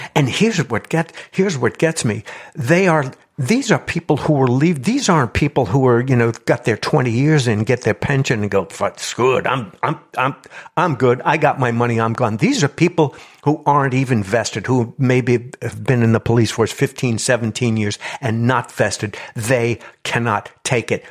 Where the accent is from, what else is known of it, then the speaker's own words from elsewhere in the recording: New York, United States; I come from New York, and my, uh, father was a, uh, police officer for thirty-five years